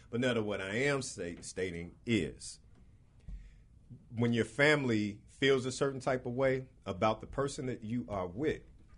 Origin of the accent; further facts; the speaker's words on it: Chicago, Illinois, United States; I was born and raised on the West Side.